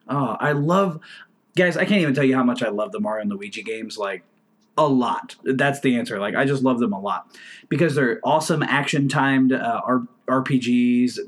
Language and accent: English; United States; I'm American